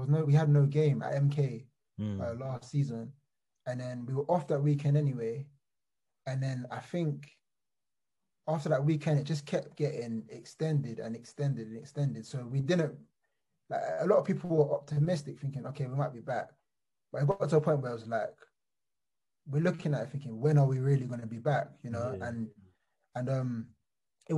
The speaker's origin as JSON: {"language": "English", "region": "London", "country": "United Kingdom", "tie": "born or raised there", "said": "I was born in Wandsworth Borough, Battersea"}